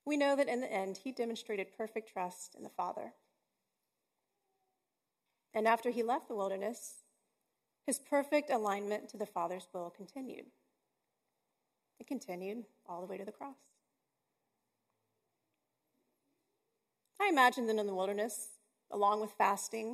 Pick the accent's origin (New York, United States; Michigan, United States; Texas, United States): Texas, United States; I'm from Texas